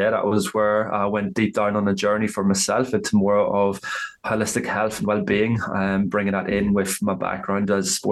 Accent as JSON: {"language": "English", "country": "Ireland", "accent": "Irish", "moved": "as an adult", "lives_now": "Australia", "said": "I am from Ireland, obviously, with the accent. So I've been living over in Australia for the last 11 and a half years"}